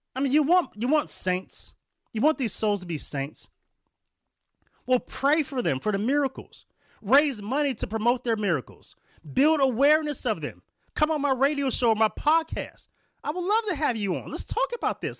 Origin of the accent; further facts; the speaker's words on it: Warren, Ohio, United States; where I was raised at in Warren, Ohio